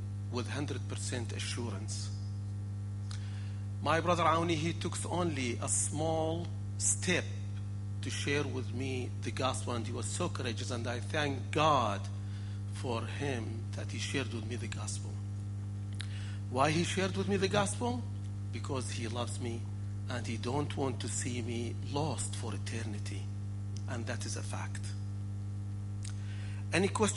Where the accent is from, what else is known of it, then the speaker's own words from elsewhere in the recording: Iraq; moved away; I am from the land of Ur of the Chaldees, which known as Iraq